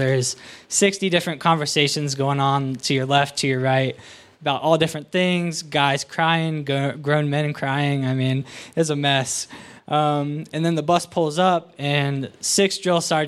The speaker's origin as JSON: {"language": "English", "town": "Waynesville", "region": "Ohio", "country": "United States", "tie": "born or raised there", "said": "I'm from Waynesville, Ohio."}